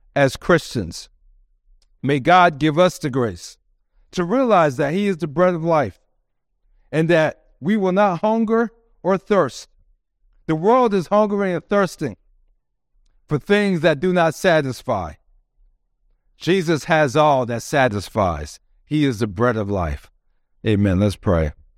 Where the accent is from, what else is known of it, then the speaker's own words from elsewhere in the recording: United States; we are proud to be Americans